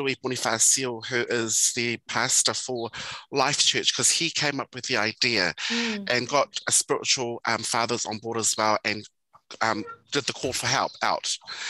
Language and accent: English; Auckland, New Zealand; we're from Manurewa, this is our village, this is our ngu'u, and two, we're Samoan.